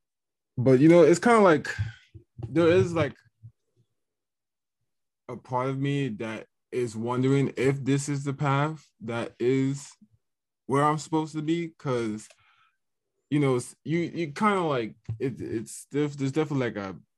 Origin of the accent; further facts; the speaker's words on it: Fredericksburg, Virginia, United States; I'm from Fredericksburg, Virginia